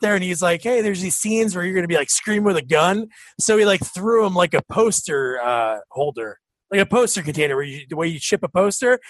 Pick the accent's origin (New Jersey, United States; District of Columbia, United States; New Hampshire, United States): New Jersey, United States; South Plainfield; also born or lived in New Providence, New Jersey; I grew up in South Plainfield, and now I'm in New Providence